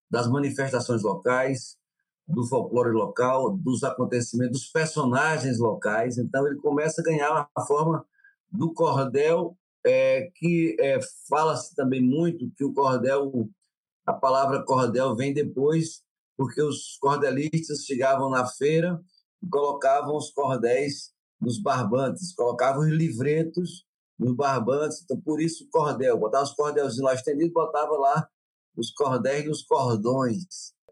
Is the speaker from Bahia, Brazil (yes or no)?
no; Guaraci, Pernambuco, Brazil; born there; sou poeta, sou cantador, arte educador, sou pernambucano, nasci em Guaraci, no sertão do Pajeú